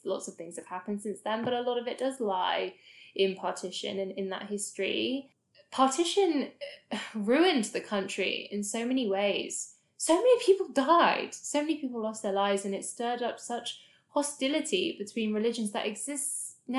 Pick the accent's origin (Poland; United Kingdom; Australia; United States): United Kingdom; I'm very proud to be British Indian, and I enjoy, you know, taking pride in being British